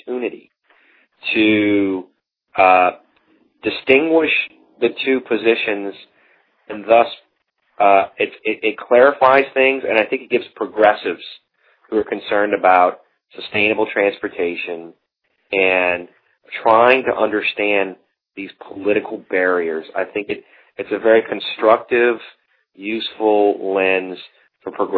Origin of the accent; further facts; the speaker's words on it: the South, United States; moved away; I'm from the South originally